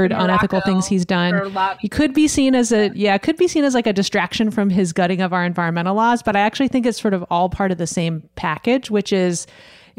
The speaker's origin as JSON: {"language": "English", "town": "Gatlinburg", "region": "Tennessee", "country": "United States", "tie": "born or raised there", "said": "I grew up in Gatlinburg, where we cruised up and down the strip"}